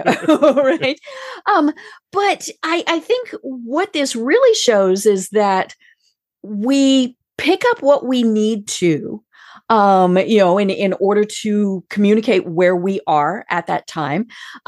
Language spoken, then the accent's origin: English; Colorado, United States; now in Atlanta, United States; I came from Colorado, which pretty much has you know, not a lot of accent there.